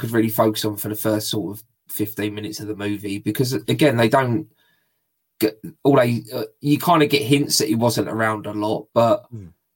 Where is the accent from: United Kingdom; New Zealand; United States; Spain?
United Kingdom; I'm British and we say Father Christmas